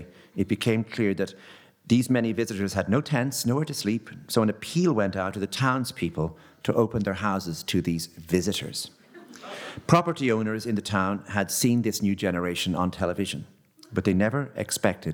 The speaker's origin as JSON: {"language": "English", "town": "Enniscorthy", "region": "Leinster", "country": "Ireland", "moved": "yes", "said": "I was from Enniscorthy"}